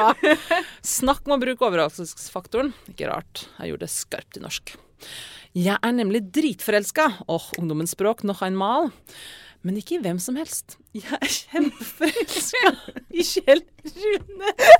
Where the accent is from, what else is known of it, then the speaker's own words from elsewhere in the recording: Verdal, Trøndelag, Norway; jeg vokste opp på Verdalen i 90-tallet.